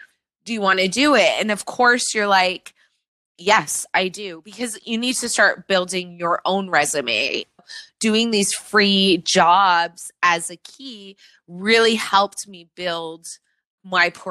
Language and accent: English; Mississauga, Ontario, Canada; moved away as an adult; also born or lived in Toronto; now in Los Angeles, United States; I am from Toronto originally. I grew up in Mississauga